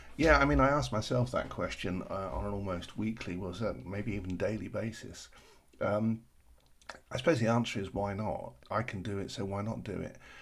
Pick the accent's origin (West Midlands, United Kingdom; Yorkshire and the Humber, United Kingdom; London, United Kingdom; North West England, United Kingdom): London, United Kingdom; I'm from South London and we practically live on tea